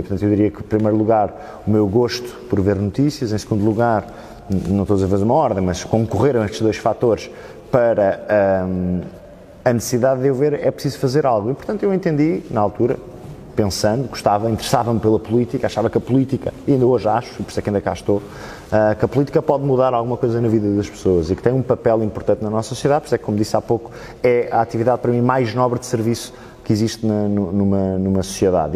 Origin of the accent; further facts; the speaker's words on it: Oeiras, Lisbon, Portugal; first language Portuguese; also born or lived in Italy; eu nasci cá, nasci em Oeiras em 1992